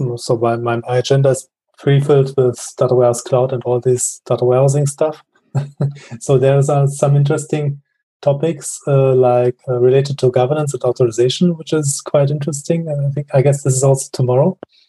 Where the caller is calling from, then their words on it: Bochum, North Rhine-Westphalia, Germany; I'm joining from Bochum. That's quite next to Essen.